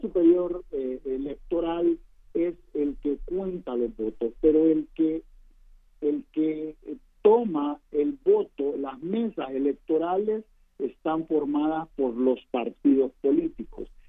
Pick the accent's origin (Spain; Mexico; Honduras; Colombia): Honduras; como hondureños